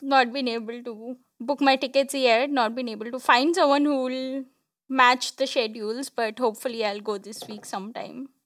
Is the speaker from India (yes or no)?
yes; Kolkata, West Bengal, India; I'm from Kolkata